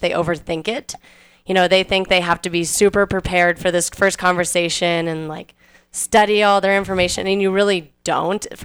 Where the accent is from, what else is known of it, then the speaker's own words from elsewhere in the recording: Reno, Nevada, United States; I'm from Reno. I've lived here my entire life.